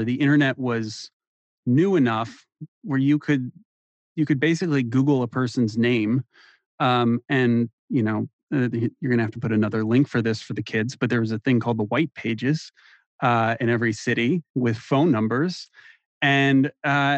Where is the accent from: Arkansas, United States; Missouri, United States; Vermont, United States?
Missouri, United States; St. Louis; also born or lived in Columbia, Missouri; I'm from St. Louis